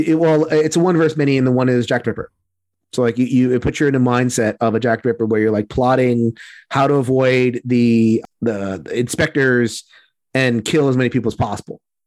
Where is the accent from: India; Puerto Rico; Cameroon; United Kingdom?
Puerto Rico